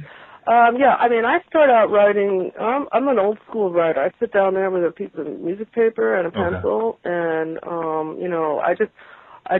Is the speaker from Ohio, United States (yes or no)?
no; New Jersey, United States; moved away as an adult; also born or lived in San Francisco; now in New York, United States; I grew up in New Jersey